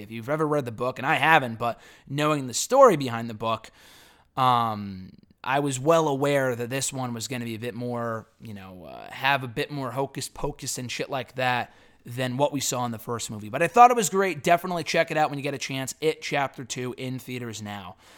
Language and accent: English; North Haven, Connecticut, United States; I grew up in North Haven